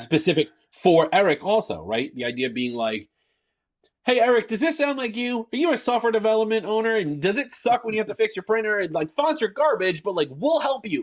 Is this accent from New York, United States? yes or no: yes; New York, United States; I'm a New Yorker